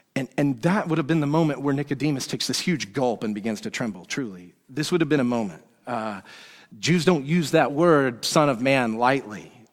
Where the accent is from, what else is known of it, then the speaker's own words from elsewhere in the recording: Woodstock, Georgia, United States; where I grew up in Woodstock, Georgia